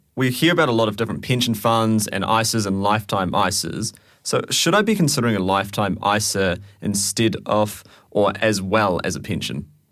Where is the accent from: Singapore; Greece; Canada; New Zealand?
New Zealand; moved away; I'm from New Zealand